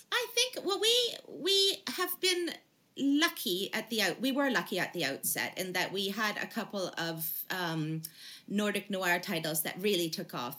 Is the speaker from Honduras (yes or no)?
no; Canada; now in United Kingdom; I'm from Canada originally